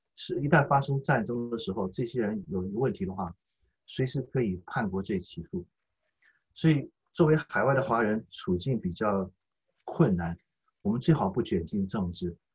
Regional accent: Taiwan; moved away as an adult; now in United States; 我们是台湾长大的中国人

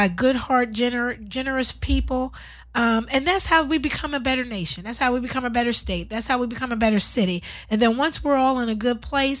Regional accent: Pennsylvania, United States; moved away as an adult; also born or lived in Washington; now in Compton, United States; I'm from Pennsylvania.

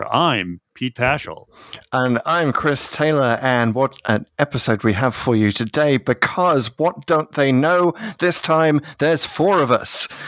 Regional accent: North East England, United Kingdom; accent: Geordie; moved away; my uh, home part of England. You where I grew up in the Northeast, and, and you're right there. So you're, you're taking me right back, and my accent will probably slip back into Geordie

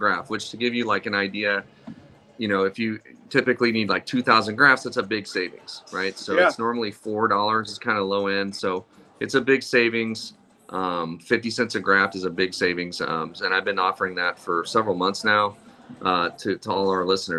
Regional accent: Missouri, United States; I'm from Missouri

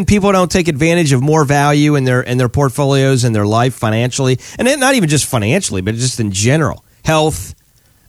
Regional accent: Pennsylvania, United States; now in Florida, United States; we're in Florida full time now. We're from Pennsylvania originally, kind of Florida full time now

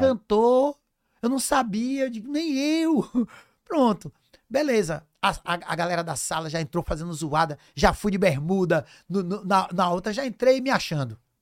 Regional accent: Cruz das Almas, Bahia, Brazil; also born or lived in Castro Alves / Salvador; eu nasci em Cruz das Almas, interior da Bahia

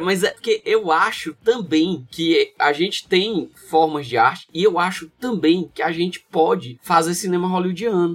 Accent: Northeast Region, Brazil; also born or lived in North Brazil; Eu sou do Nordeste e eu passei muito tempo no Norte também do país

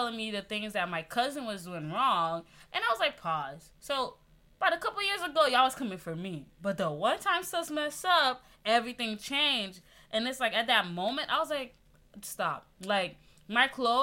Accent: Haiti; now in United States; I'm from the Caribbean. You know, I'm proud Haitian right here

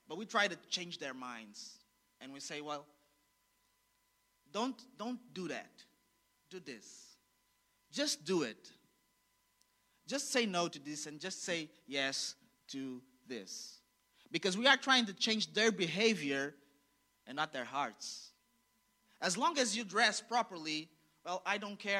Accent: Angola; I was born in Angola

